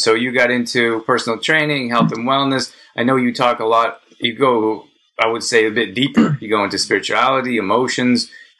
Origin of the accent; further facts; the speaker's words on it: Calgary, Alberta, Canada; we were both born and raised in Calgary, Alberta, Canada.